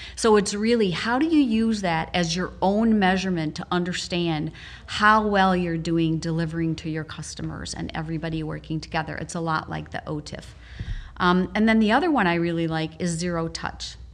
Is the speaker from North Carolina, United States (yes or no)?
no; Wisconsin, United States; moved away; also born or lived in Naperville, Illinois; back in my home state